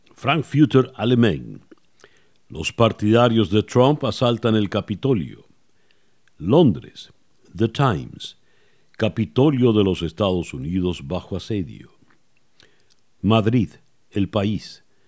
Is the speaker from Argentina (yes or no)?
no; Venezuela